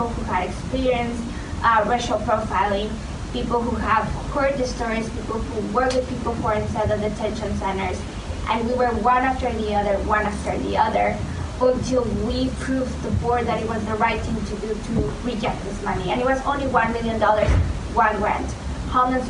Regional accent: Tucson, Arizona, United States; I'm from Tucson, Arizona

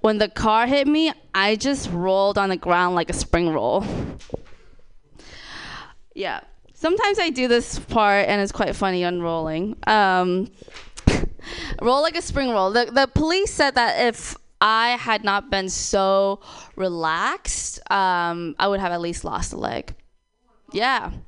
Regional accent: Thailand; moved away; I'm also from Thailand. Yes, so Thai girl

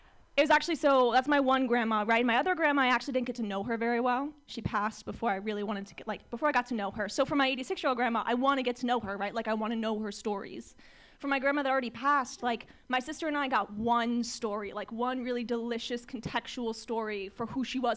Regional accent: Orange County, California, United States; I'm from Orange County, California.

